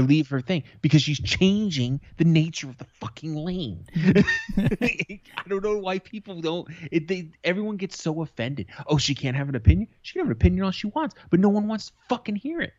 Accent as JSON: {"language": "English", "country": "United States", "said": "as an American"}